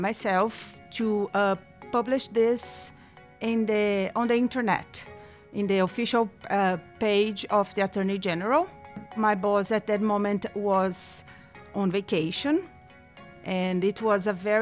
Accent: Brazil; I'm from Brazil.

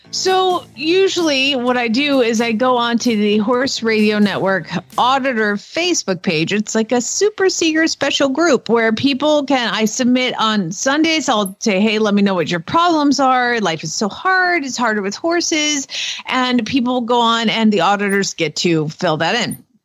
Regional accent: Georgia, United States; accent: southern; now in Norman, United States; I'm from Georgia

